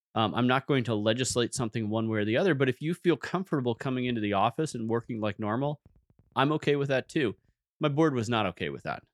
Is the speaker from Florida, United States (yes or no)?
no; San Francisco Bay Area, California, United States; moved away as an adult; now in Moscow, Idaho, United States; I grew up in the San Francisco Bay Area